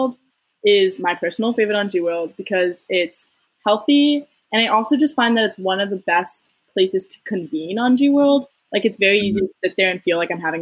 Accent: Westchester, New York, United States; moved away as an adult; now in Washington, D.C., United States; I'm originally from Westchester, New York

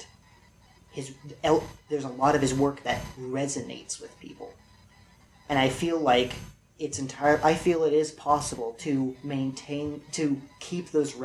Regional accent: California, United States; I was born in California

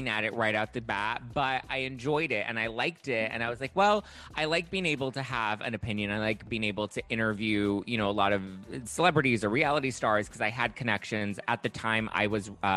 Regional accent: Los Angeles, California, United States; I grew up here in Los Angeles

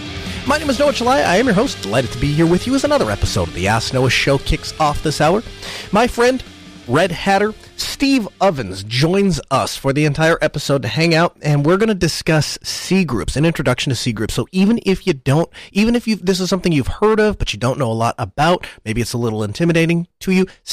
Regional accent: Spain; I'm from Spain.

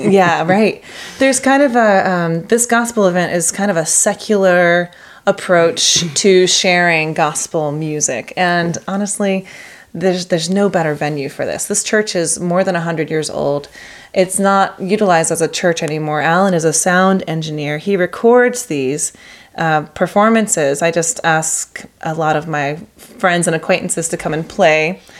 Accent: the Bible Belt, United States; now in Pacific Northwest, United States; I mean, I'm from the Bible Belt pretty much.

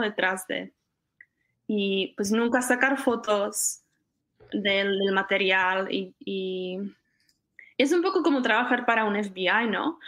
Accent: Czechia; moved away as an adult; also born or lived in Costa Rica / Connecticut; now in California, United States; yo cuando salí de República Checa iba a estudiar

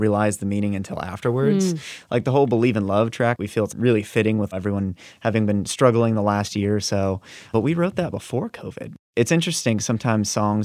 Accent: Virginia Beach, Virginia, United States; we grew up in Virginia Beach

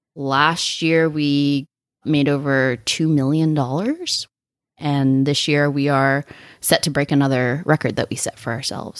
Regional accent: Sacramento, California, United States; now in Solvang, United States; I'm from Northern California, from Sacramento

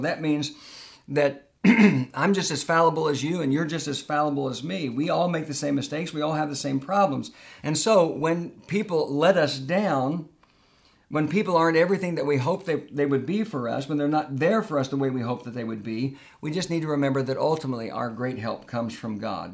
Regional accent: Tulsa, Oklahoma, United States; moved away as an adult; I love the little church that I grew up in in Tulsa, Oklahoma

